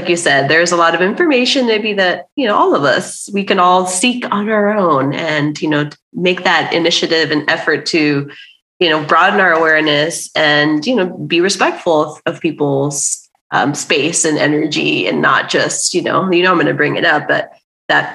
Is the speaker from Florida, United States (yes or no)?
yes; Miami, Florida, United States; growing up, I, you know, even in South Florida and Miami, where there's a ton of, you know, Latin American people